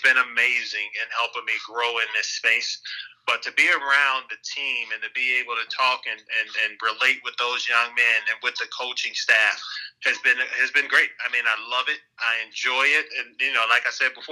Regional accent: Chicago, Illinois, United States; I was a kid from Chicago that didn't have much financially

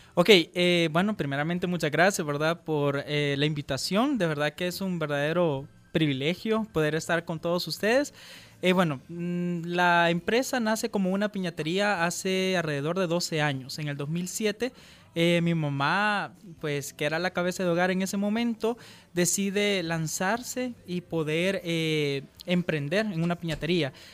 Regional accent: El Salvador; como emprendedores salvadoreños

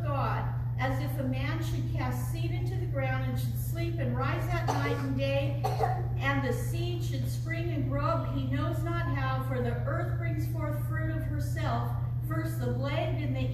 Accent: California, United States; Growing up in California

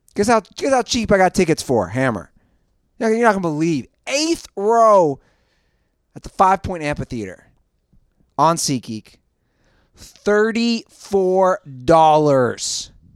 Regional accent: Cincinnati, Ohio, United States; my hometown

